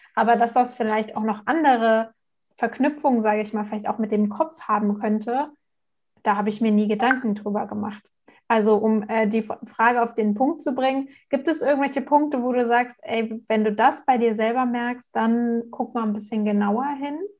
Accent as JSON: {"language": "German", "country": "Germany", "said": "hier bei uns in Deutschland"}